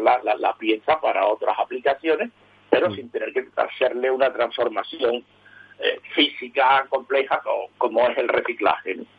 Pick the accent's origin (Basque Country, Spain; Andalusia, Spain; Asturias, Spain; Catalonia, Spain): Andalusia, Spain; Seville; yo nací en Sevilla hace 70 años